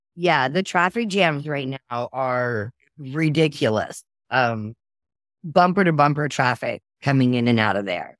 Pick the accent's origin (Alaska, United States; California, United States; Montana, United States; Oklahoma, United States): Oklahoma, United States; I'm from Oklahoma